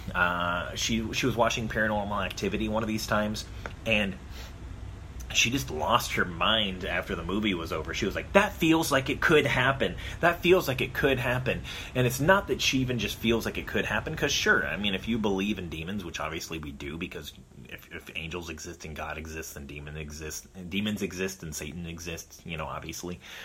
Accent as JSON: {"language": "English", "region": "Arizona", "country": "United States", "tie": "born or raised there", "said": "I grew up in Arizona, which I call the land of a thousand pools"}